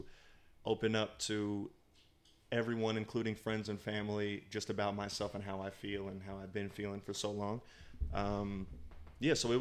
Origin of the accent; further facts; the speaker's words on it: United States; moved away as an adult; also born or lived in St. Louis, Missouri; now in Los Angeles, United States; I was born in St. Louis, but I was raised in very small towns